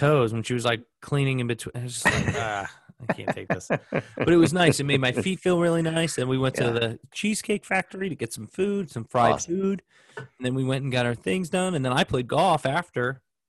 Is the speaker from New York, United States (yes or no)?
yes; Smithtown, New York, United States; also born or lived in East Coast; now in Indianapolis, United States; I was born in Smithtown Hospital in Long Island.